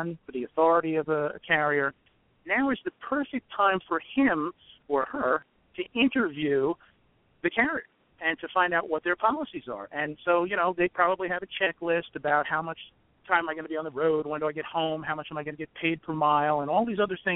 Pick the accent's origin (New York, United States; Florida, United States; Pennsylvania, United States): New York, United States; I come from New York, and I used to be in law enforcement in New York